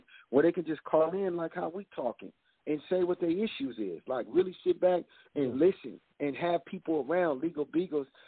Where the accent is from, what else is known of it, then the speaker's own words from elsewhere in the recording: California, United States; I'm from California